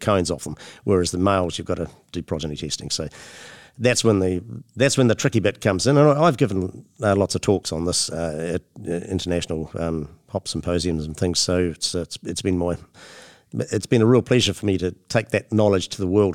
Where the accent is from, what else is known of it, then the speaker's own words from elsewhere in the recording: Motueka, Tasman, New Zealand; I, am born and bred in the um, in New Zealand, and uh, the home, my hometown. I was born in my, the town I live in now. I was born in uh, Motueka